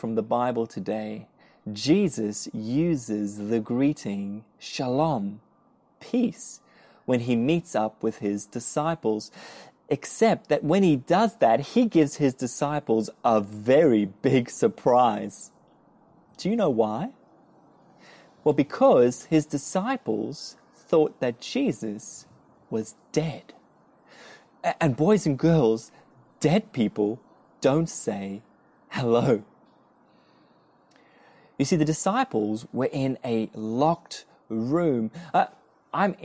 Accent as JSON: {"language": "English", "country": "South Africa", "moved": "yes", "lives_now": "Australia", "said": "I'm from South Africa"}